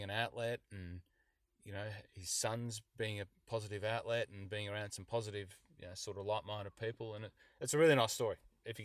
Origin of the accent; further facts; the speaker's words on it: Hunter Valley, New South Wales, Australia; My hometown in the Hunter Valley in New South Wales